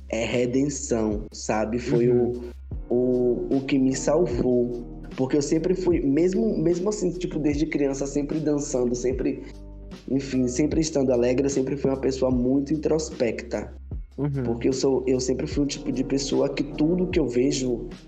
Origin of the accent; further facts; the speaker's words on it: Rio de Janeiro, Brazil; Eu sou do Rio.